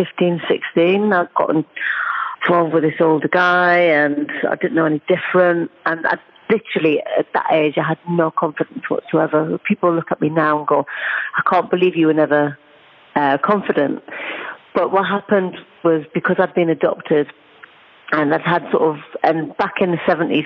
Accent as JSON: {"language": "English", "region": "North East England", "country": "United Kingdom", "tie": "born or raised there", "also_born_or_lived": "Cheltenham", "accent": "Geordie", "moved": "as an adult", "said": "I would live brought up in a little small village in the northeast, as you can hopefully tell from my accent."}